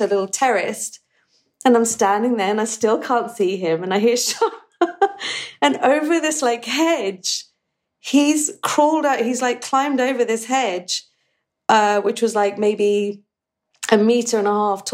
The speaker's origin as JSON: {"language": "English", "region": "England", "country": "United Kingdom", "tie": "born or raised there", "also_born_or_lived": "United States", "moved": "as an adult", "said": "growing up in England and then spending lots of time in America"}